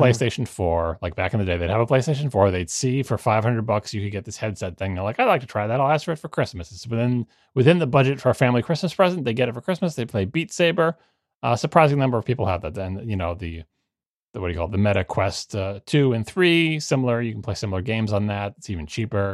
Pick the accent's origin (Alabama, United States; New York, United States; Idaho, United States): New York, United States; Long Island; growing up on Long Island